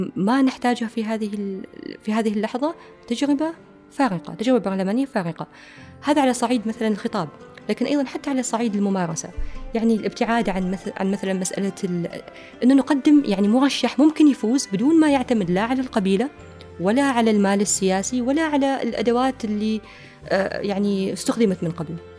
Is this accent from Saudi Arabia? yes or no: no; Oman; كمواطنين إحنا عمانيين هذه بلدنا